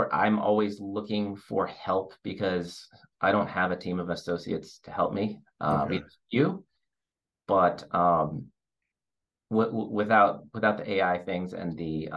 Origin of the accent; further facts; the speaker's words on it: Detroit, Michigan, United States; also born or lived in Chicago; being born and raised in Detroit